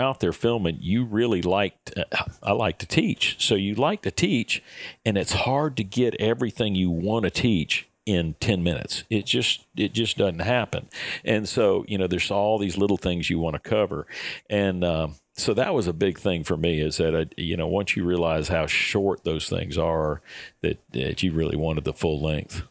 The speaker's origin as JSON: {"language": "English", "region": "Florida", "country": "United States", "tie": "born or raised there", "said": "growing up in Florida, my goodness, we got, you know, we got salt water all around"}